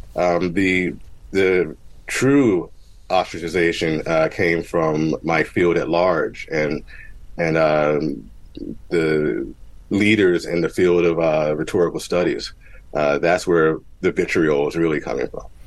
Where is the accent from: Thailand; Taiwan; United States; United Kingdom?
United States; Mount Holly, New Jersey; I grew up in Mount Holly, New Jersey.